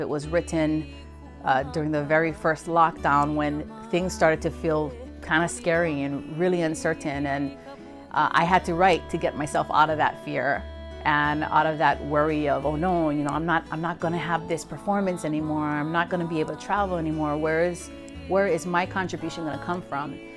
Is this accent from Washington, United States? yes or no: no; Hawaii, United States; as a Hawaiian, just continuing to prolong and procure our, our language, our mele, and our history